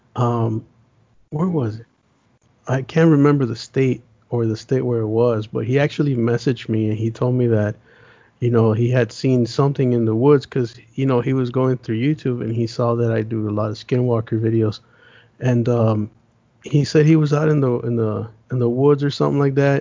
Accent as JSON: {"language": "English", "country": "United States", "tie": "born or raised there", "also_born_or_lived": "Las Vegas, Nevada / Los Angeles, California", "said": "I'm I'm a city boy, man. I grew up in Vegas"}